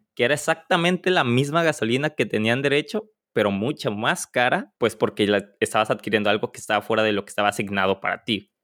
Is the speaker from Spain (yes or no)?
no; Mexico; como mexicanos